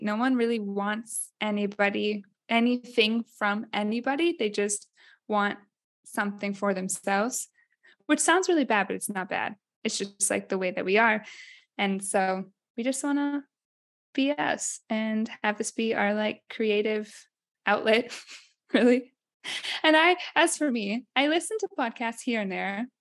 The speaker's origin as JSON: {"language": "English", "town": "Ames", "region": "Iowa", "country": "United States", "also_born_or_lived": "Minnesota / Rome, Italy", "moved": "as an adult", "lives_now": "Città di Castello, Italy", "said": "I'm from Iowa"}